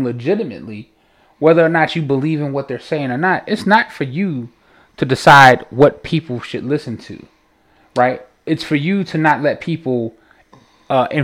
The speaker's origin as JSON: {"language": "English", "town": "Chicago", "region": "Illinois", "country": "United States", "said": "we're from Chicago"}